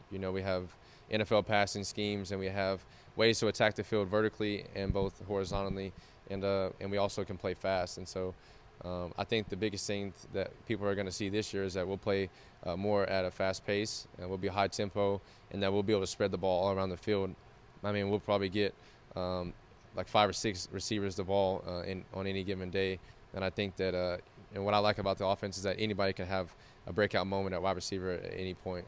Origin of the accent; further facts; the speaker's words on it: Oklahoma, United States; moved away as an adult; now in Lincoln, United States; I grew up in Oklahoma